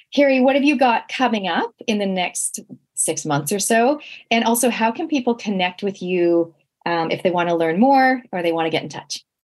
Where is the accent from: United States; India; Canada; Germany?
Canada; moved away; growing up in Canada, we literally had no relatives. Like me and my sisters, we were born in Canada.